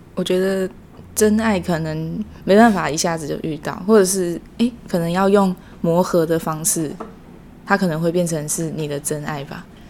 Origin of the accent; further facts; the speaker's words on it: Miaoli County, Taiwan; 我是来自苗栗的